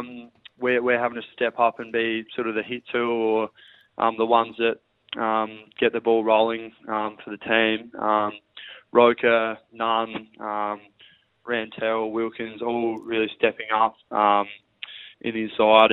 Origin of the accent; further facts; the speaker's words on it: Cummins, South Australia, Australia; moved away; I grew up back there in Cummins, which is only 40 minutes away from Port Lincoln.